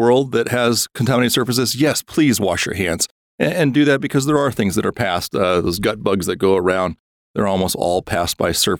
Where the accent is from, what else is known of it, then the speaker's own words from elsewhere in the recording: Wisconsin, United States; I came from Wisconsin, so I can say that.